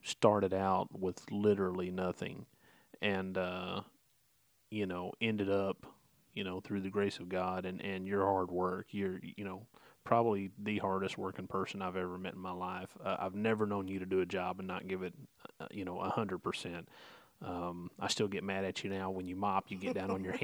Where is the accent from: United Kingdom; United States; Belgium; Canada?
United States; Lake City, Arkansas; also born or lived in Sullivan, Indiana; we grew up in Lake City, Arkansas